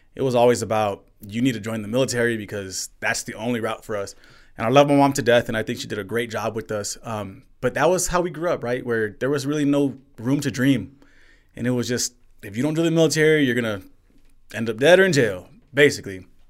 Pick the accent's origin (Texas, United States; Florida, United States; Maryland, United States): Texas, United States; El Paso; I'm born and raised in El Paso, Texas, Northeast.